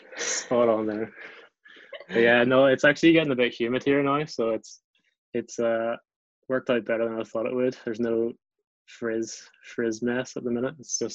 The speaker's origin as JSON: {"language": "English", "town": "Glengormley", "region": "Northern Ireland", "country": "United Kingdom", "also_born_or_lived": "England / China", "moved": "as an adult", "lives_now": "Japan", "said": "I am from Glengormley."}